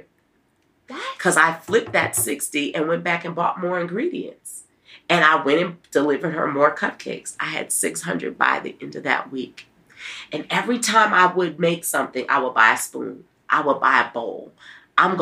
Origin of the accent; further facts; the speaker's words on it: New Orleans, Louisiana, United States; now in Nashville, United States; I'm from New Orleans. We're going to be eating red beans and rice